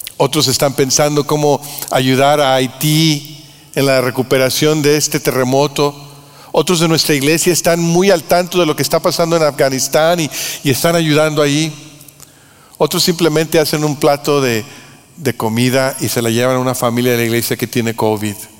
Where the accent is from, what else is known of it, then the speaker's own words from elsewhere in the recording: Mexico; nosotros en México